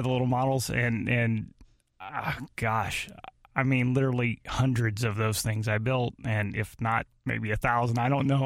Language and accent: English; Arnold, United States; we lived in Arnold. I grew up in Arnold.